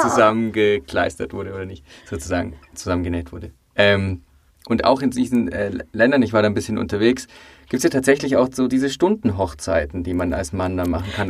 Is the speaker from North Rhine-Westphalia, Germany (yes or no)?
no; Bavaria, Germany; ich als Bayer weiß das bei uns, äh, in Bayern